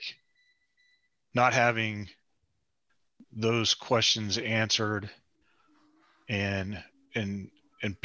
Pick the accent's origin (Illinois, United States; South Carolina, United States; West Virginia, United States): West Virginia, United States; we're both from West Virginia.